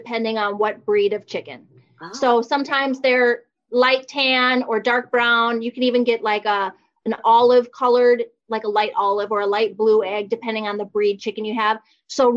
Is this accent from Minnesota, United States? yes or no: yes; Minnesota, United States; growing up in Minnesota, learning to drive in Minnesota